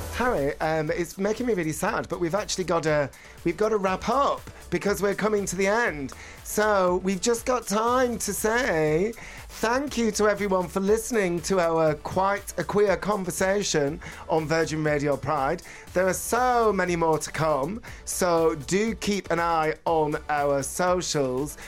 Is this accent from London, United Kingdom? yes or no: no; Bolton, North West England, United Kingdom; moved away; when I was growing up in Bolton in the eighties